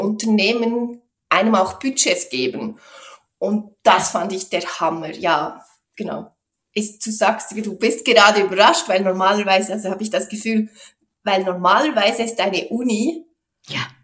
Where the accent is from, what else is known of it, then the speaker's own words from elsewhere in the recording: Switzerland; first language Swiss German; bei uns in der Schweiz